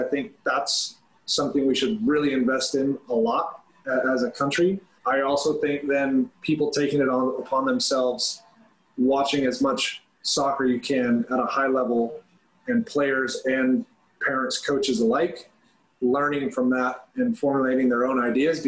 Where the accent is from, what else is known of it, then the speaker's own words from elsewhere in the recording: Southern California, United States; playing club soccer growing up in Southern California